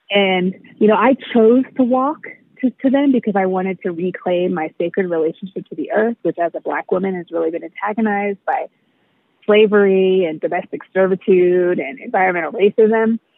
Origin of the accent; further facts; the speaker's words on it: United States; I'm black and I've been black my whole life, um, but I was raised in America, white America. so even though um, I was raised in a black home, I was raised mostly in black church spaces.